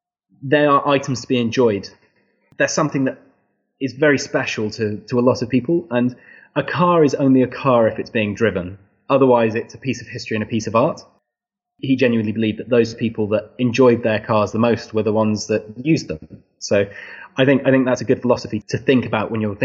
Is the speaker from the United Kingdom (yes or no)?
yes; England, United Kingdom; I think I am quite English